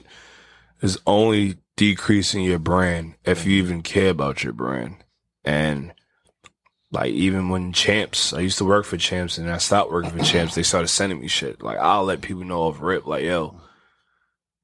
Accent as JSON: {"language": "English", "town": "New York City", "region": "New York", "country": "United States", "said": "I'm from the Bronx."}